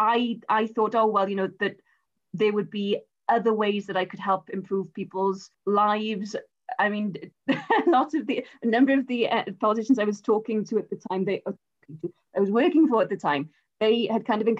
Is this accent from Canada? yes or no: no; Rhymney Valley, Wales, United Kingdom; I'm from the Rhymney Valley